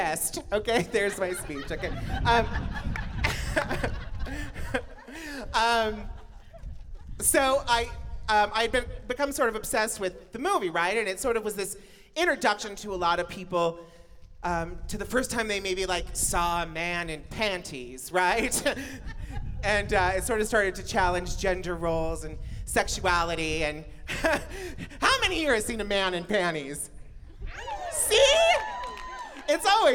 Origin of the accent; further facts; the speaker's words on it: Emmett, Idaho, United States; as a little baby blonde bombshell growing up in Emmett